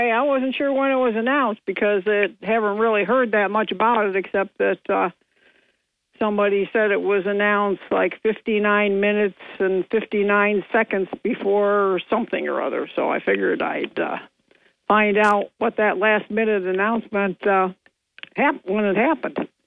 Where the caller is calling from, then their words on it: Binghamton, New York, United States; from Bingo.